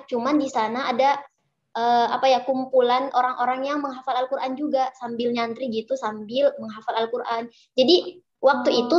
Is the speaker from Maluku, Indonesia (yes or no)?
no; North Sumatra, Indonesia; saya mondok di sebuah pesantren di daerah saya, Mandailing Natal.